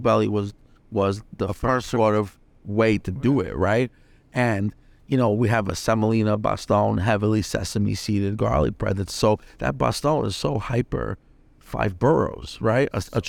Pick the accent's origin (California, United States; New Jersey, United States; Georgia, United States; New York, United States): New York, United States; Bronx; So like in growing up in the Bronx, there was two types of currency, right? There was cash that we know it, and then there was Yankee tickets.